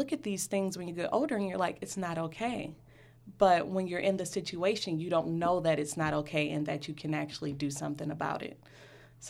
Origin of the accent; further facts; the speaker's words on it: Detroit, Michigan, United States; I was born and raised in Detroit